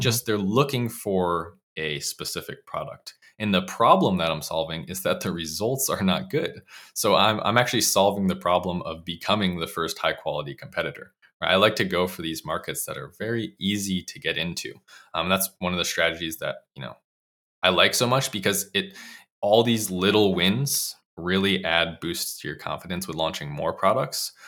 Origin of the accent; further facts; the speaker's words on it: Bristol, Connecticut, United States; I grew up in Bristol, Connecticut